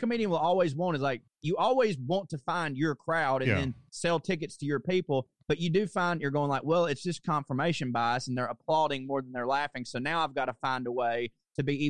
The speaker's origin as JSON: {"language": "English", "town": "Chickamauga", "region": "Georgia", "country": "United States", "also_born_or_lived": "Chattanooga, Tennessee / New York", "moved": "as an adult", "said": "I'm from Chickamauga, Georgia"}